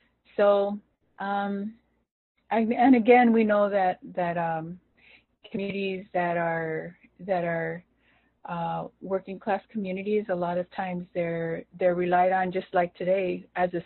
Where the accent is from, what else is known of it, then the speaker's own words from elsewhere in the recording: Los Angeles, California, United States; as we grew up there